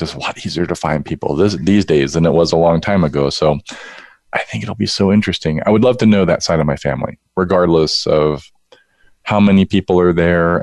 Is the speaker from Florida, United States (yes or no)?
yes; West Palm Beach, Florida, United States; I was born in West Palm Beach, Florida